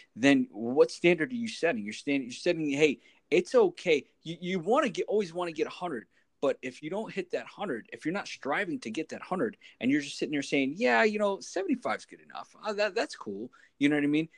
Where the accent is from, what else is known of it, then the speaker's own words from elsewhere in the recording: New York City, New York, United States; now in New Jersey, United States; I grew up in New York City